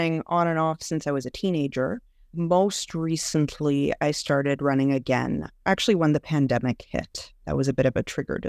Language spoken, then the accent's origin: English; Montreal, Quebec, Canada; now in Ontario, Canada; I am originally from Montreal, actually, but have moved out to a smaller town in Ontario.